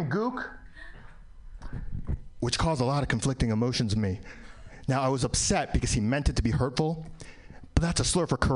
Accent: New York, United States; Uh, I was born in New York, still live in New York. Relatively speaking, good place to be a minority.

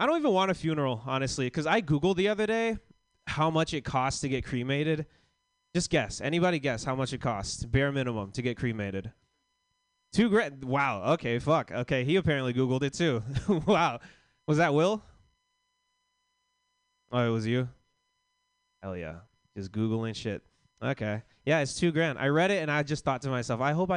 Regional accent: Florida, United States; I grew up in Florida

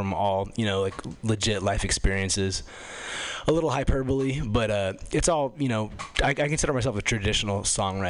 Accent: Los Angeles, California, United States; I come from Los Angeles originally

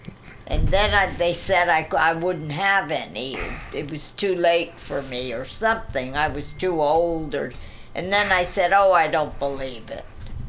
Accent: San Francisco, California, United States; also born or lived in Long Island, New York; I came here when I was 3.

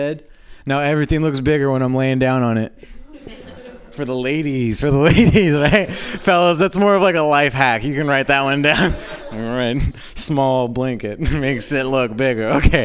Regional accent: Southern California, United States; moved away as an adult; now in San Francisco, United States; I'm originally from Southern California

